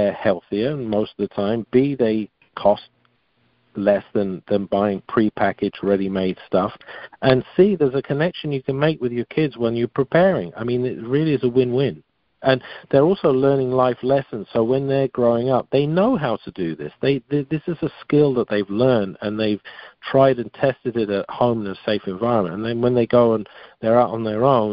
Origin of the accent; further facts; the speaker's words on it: England, United Kingdom; moved away; also born or lived in France; growing up in England, I certainly wasn't exposed to much diversity in my younger years. And then, then I went off to France